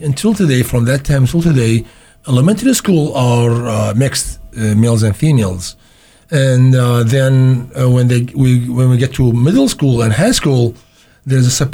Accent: Baghdad, Baghdad Governorate, Iraq; first language Arabic; English is a second language; also born or lived in Iraqi Kurdistan; now in St. Louis, United States; I born in Baghdad, so okay. my first language, believe it or not, is Arabic

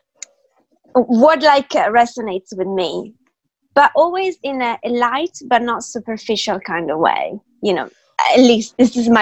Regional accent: United Kingdom; also born or lived in Italy; I moved to the UK when I was very little

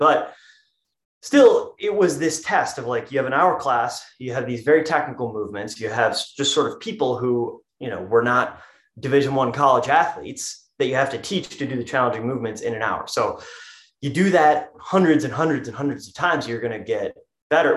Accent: East Grand Rapids, Michigan, United States; also born or lived in Lansing, Michigan; I was born in Lansing, Michigan. I'm currently in a house in East Lansing, Michigan, not too far from there. Um, I went to high school in East, East Grand Rapids, Michigan

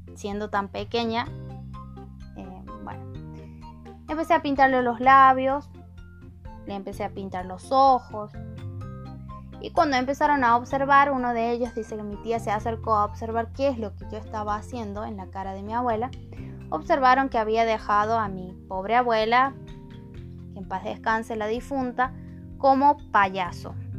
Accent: El Portezuelo, Argentina; soy de la localidad del Portezuelo

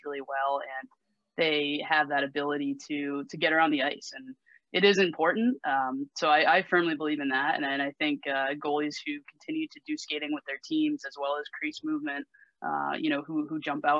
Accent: Simsbury, Connecticut, United States; I grew up in Simsbury, as you said. So I grew up right near Westminster School

